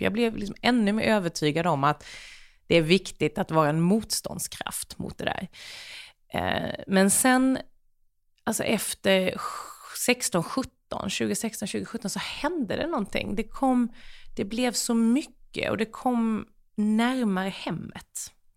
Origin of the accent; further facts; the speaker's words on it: Sweden; jag är ju ändå svensk